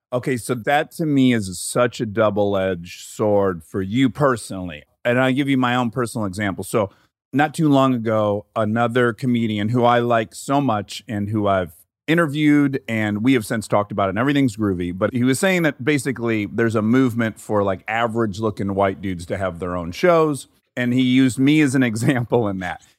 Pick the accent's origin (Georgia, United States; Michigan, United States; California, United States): Michigan, United States; Detroit; moved away; 'cause I'm from Detroit.